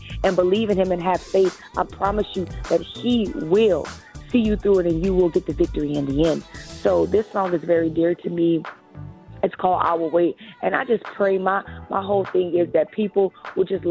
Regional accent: Lafayette, Louisiana, United States; I am from Lafayette, Louisiana. That's where I currently live now. So I am a Louisiana native

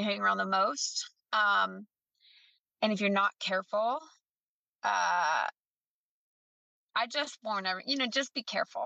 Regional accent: the North, United States; now in the South, United States; I'm down in the South, that I'm originally from the North

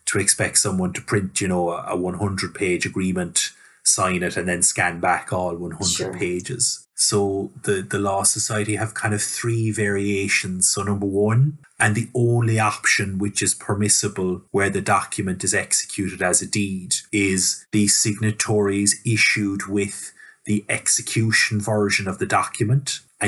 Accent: Ireland; as Irish lawyers, e-signature hasn't been front and centre in our practice

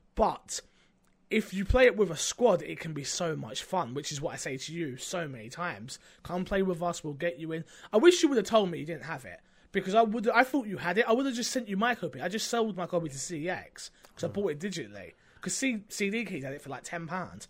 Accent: United Kingdom; 'cause I'm British.

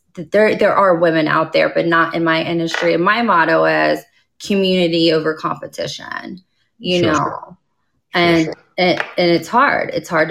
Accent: Dallas, Texas, United States; I am. I am from Dallas.

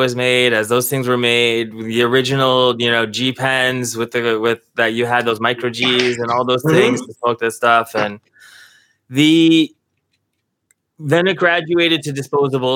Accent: Toronto, Ontario, Canada; we're from Toronto

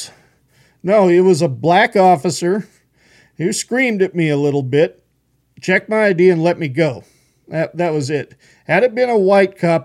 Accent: Horseshoe Bend, Idaho, United States; also born or lived in South Carolina / Tennessee; I grew up in Horseshoe Bend. That's my home

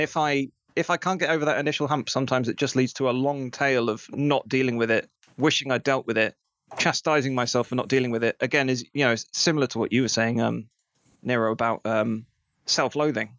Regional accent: England, United Kingdom; we're English

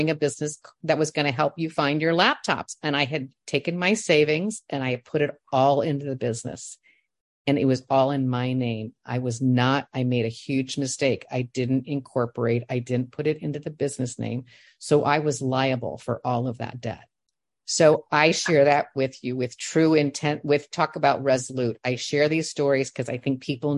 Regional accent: Indiana, United States; moved away; I'm from Indiana

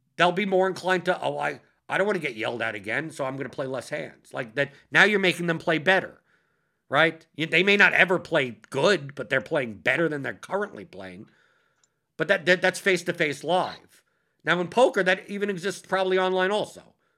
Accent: New York, United States; I'm a New Yorker

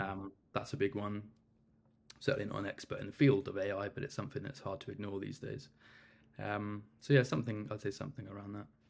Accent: Cornwall, South West England, United Kingdom; I'm originally from Cornwall

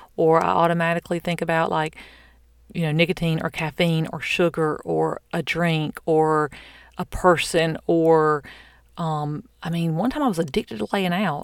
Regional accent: the South, United States; I'm from the South

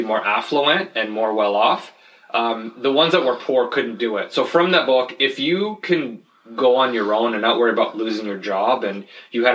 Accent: Hamilton, Ontario, Canada; also born or lived in Jordan / Nova Scotia / Toronto; I say from Hamilton because that's where I grew up.

